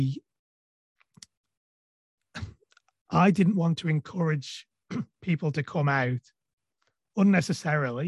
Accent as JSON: {"language": "English", "country": "Isle of Man", "said": "I'm from the Isle of Man"}